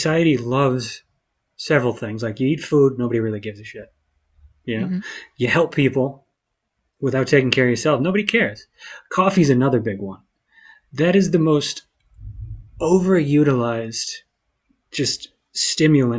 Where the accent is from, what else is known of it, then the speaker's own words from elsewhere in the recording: outside of Boston, Massachusetts, United States; growing up in the Northeast, like growing up outside of Boston